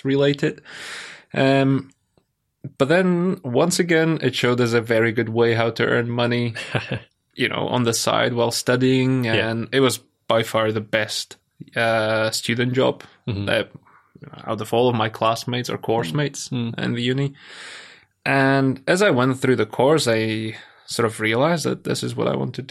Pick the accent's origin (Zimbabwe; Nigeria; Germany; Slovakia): Slovakia; now in United Kingdom; I'm from Slovakia